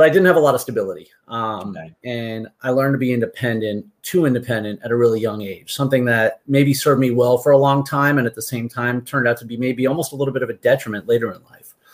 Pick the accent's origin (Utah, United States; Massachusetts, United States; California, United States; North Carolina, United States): Massachusetts, United States; Martha's Vineyard; moved away as an adult; also born or lived in Amherst, Massachusetts; now in Seminole, Florida, United States; I'm originally from Martha's Vineyard